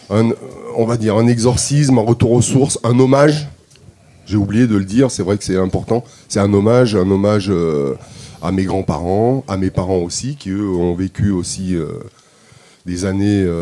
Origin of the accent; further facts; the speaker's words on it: Armenia; je viens vraiment je, viens d'Arménie et il y a une il y a une richesse musicale